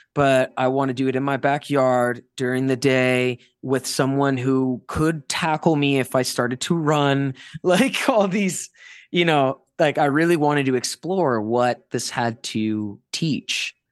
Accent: South Florida, United States; growing up in South Florida in the early two thousands

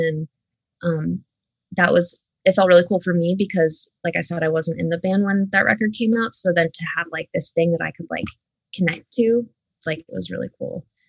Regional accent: Scranton, Pennsylvania, United States; I still live in the area, but like I grew up like right outside of Scranton.

